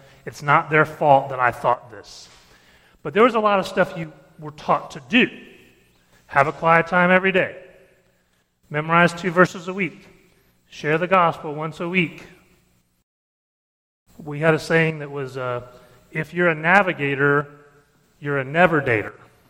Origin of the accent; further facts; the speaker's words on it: Detroit, Michigan, United States; born there; and I was born in Detroit, and then we moved down